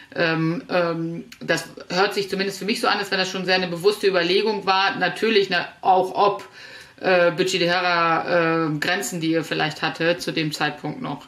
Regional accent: Northern Germany, Germany; als Norddeutsche

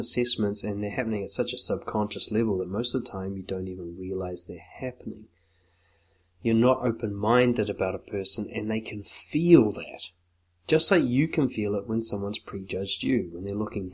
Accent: Auckland, New Zealand; I grew up in West Auckland

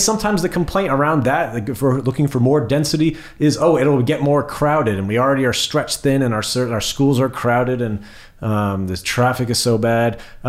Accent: central New Jersey, United States; As a fellow central Jersey native

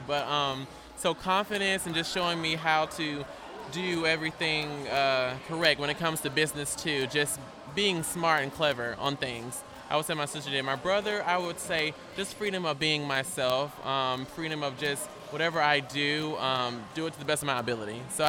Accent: Alabama, United States; also born or lived in Mississippi; I was born in Mississippi, and I was raised in Alabama.

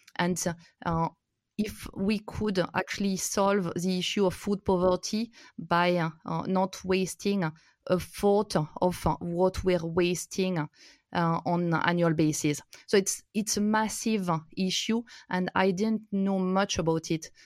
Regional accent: France; moved away as an adult; also born or lived in India; I'm originally from France. My grandparents were potato farmers, and, uh, I've, uh, grown up in the countryside

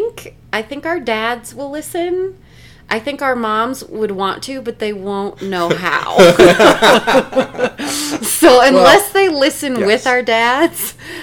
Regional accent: Albuquerque, New Mexico, United States; moved away as an adult; also born or lived in Ohio / California; I grew up in Albuquerque, New Mexico.

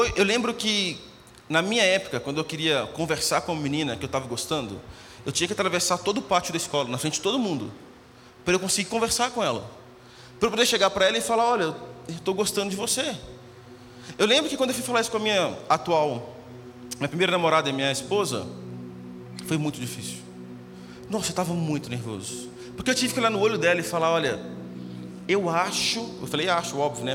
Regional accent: Minas Gerais, Brazil; moved away as an adult; also born or lived in Belo Horizonte; eu nasci em Minas, Morei cinco, morava no interior de Minas, morei cinco anos em BH estudando.

